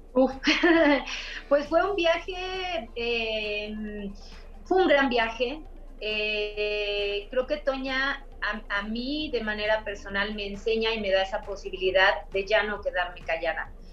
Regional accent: Mexico City, Mexico; soy de la Ciudad de México, eh, crecí en las orillas de la Ciudad de México

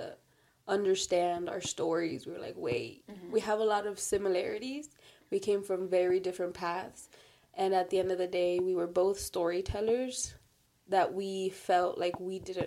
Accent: Los Angeles, California, United States; also born or lived in Davis, California; born, raised in South Central

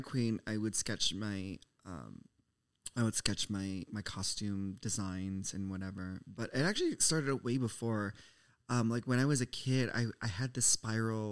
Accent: Minnesota, United States; I grew up in Minnesota.

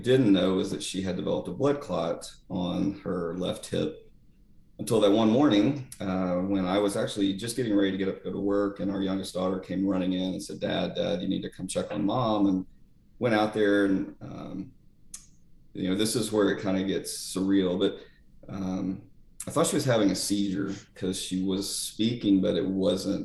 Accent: Eastern Oklahoma, United States; moved away; at the time everybody was Baptist back in Eastern Oklahoma

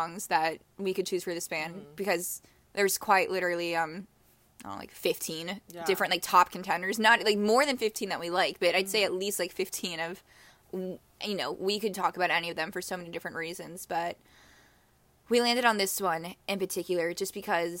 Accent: Chicago, Illinois, United States; we're both from Chicago

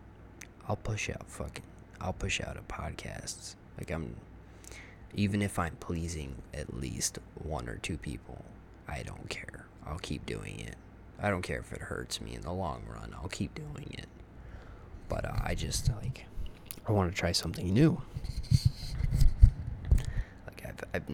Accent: Texas, United States; also born or lived in upstate New York; now in New York, United States; I'm not originally from this state. I'm actually from Texas.

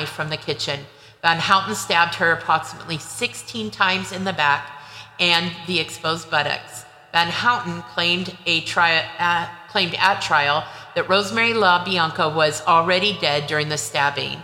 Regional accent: California, United States; moved away as an adult; also born or lived in Utah; growing up in California

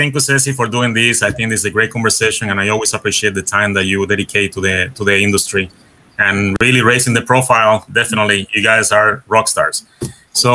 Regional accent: Puerto Rico; accent: Caribbean; first language Spanish; English is a second language; moved away as an adult; also born or lived in Massachusetts; I was born and raised in Puerto Rico.

